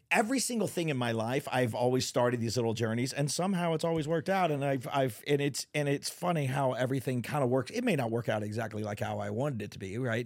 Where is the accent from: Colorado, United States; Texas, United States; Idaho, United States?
Texas, United States; also born or lived in California; now in Northwest Arkansas, United States; I'm a Texan